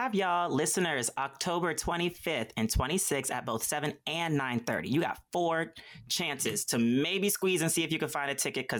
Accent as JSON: {"language": "English", "town": "Columbus", "region": "Ohio", "country": "United States", "said": "I am from Columbus, Ohio, and they are very passionate."}